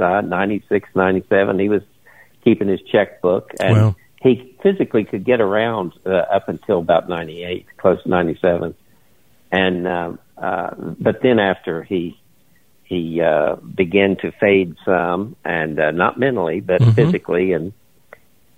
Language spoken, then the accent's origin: English; Charleston, United States; also born or lived in South Carolina / St. Louis / New York; now in West Virginia, United States; I grew up in Charleston.